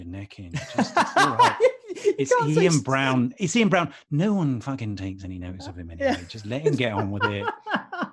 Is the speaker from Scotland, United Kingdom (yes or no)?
no; Manchester, North West England, United Kingdom; I was born in Manchester